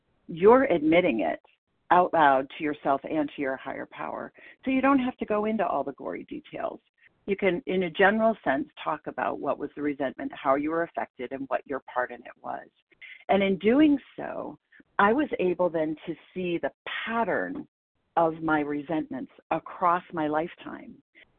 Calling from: Portland, Maine, United States; I'm calling in from Portland, Maine

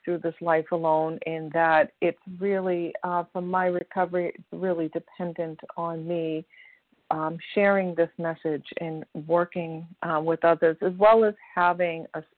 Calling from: Massachusetts, United States; grateful recovered compulsive overeater, and I'm calling from Massachusetts.

